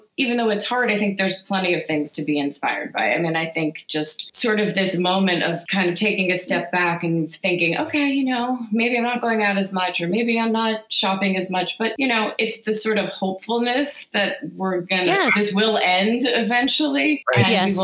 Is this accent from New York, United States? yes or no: yes; New York, United States; growing up in the Five Towns and the South Shore of Long Island